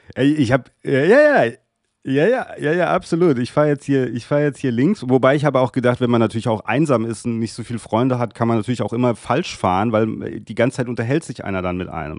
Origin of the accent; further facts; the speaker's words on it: Darmstadt, Hesse, Germany; Ich bin ja Südhesse.